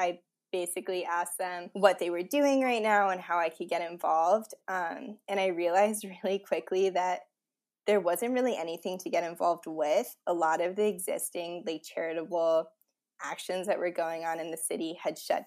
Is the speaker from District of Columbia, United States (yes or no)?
yes; Washington, District of Columbia, United States; also born or lived in Indiana; everyone who comes back to D.C. There are a bunch of us political science majors over here. And since I moved home